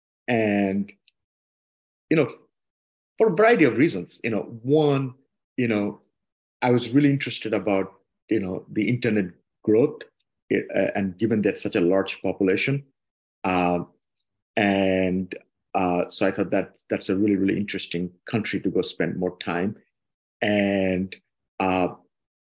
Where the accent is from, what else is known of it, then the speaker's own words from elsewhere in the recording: Dhaka, Dhaka Division, Bangladesh; moved away as an adult; also born or lived in Barisal, Bangladesh; now in United States; Yeah, I grew up in Dhaka. I was born in Borishal. Grew up in Dhaka basically most of my life, you know, like starting 6 months old